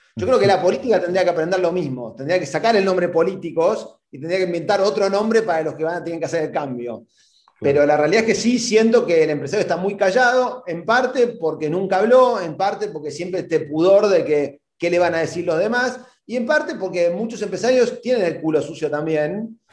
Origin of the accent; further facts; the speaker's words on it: Argentina; yo mismo, como argentino